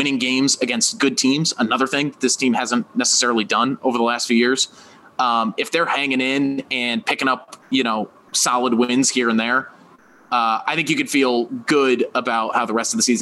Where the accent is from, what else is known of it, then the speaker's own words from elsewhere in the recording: Branford, Connecticut, United States; I'm from Connecticut, man. I'm from a suburb called Brantford, just outside of New Haven